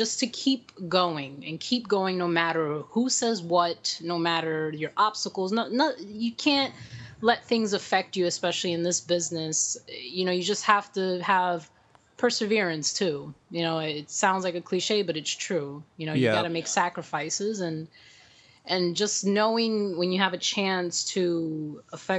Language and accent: English; New York City, New York, United States; born and raised in New York, proud cool. Manhattanite